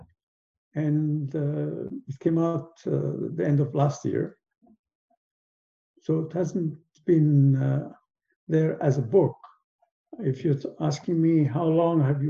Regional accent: Aden, Yemen; moved away; also born or lived in Edinburgh, Scotland; And I was born in Aden, which is a British colony. So I kind of grew up in a somewhat British environment

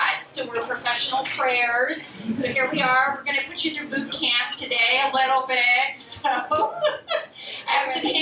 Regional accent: Florida, United States; also born or lived in Bronx, New York; now in Atlantic City, United States; I'm originally from Florida

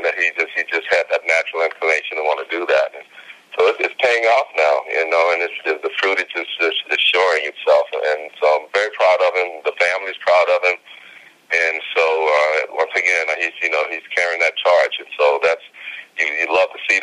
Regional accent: Houston, Texas, United States; growing up in Houston, I mean, growing up in my house

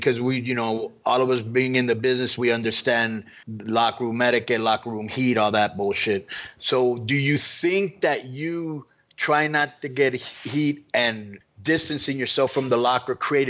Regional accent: Miami, Florida, United States; where I came from Miami

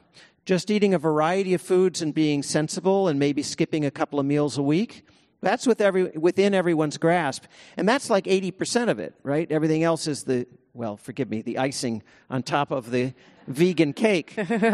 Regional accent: California, United States; it's harder to do there than it is here in my hometown of the Bay Area

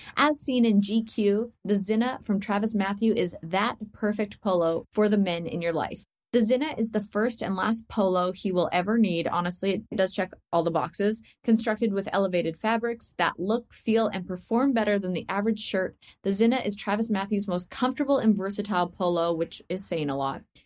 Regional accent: Canada; I'm Canadian

